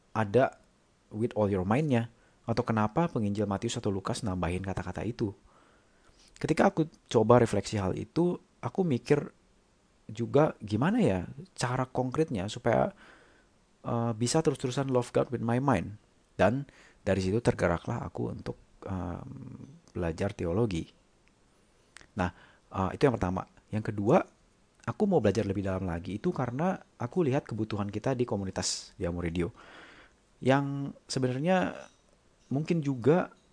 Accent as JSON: {"language": "Indonesian", "region": "Jakarta", "country": "Indonesia", "tie": "born or raised there", "also_born_or_lived": "Germany", "moved": "yes", "lives_now": "Singapore", "said": "Aku lahir dan besar di Jakarta, tapi udah lama sih nggak tinggal di sana."}